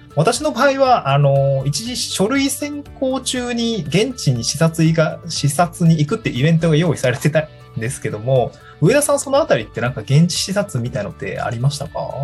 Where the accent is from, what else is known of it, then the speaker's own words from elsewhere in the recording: Niigata, Japan; also born or lived in Tokyo; now in Awaji Island, Japan; 新潟市は私の出身ですね。